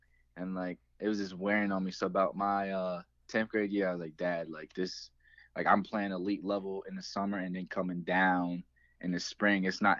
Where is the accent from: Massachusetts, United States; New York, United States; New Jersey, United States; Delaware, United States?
Delaware, United States; Delmar; I grew up in Delmar, Delaware.